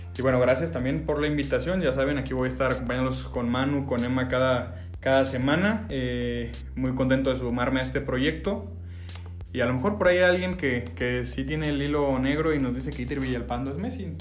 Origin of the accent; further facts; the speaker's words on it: Mexico; also born or lived in Guadalajara, Jalisco; nosotros que somos mexicanos